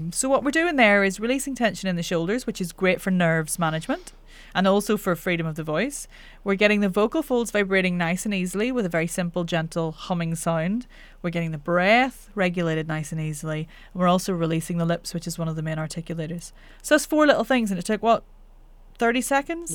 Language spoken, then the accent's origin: English; Northern Ireland, United Kingdom; accent: Northern Irish; I'm Northern Irish